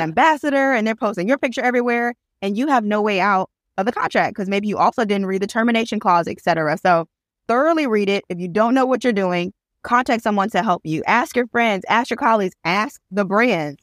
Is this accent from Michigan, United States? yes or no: yes; Flint, Michigan, United States; now in Birmingham, United States; I am originally from Flint, Michigan, but I currently live in Birmingham, Alabama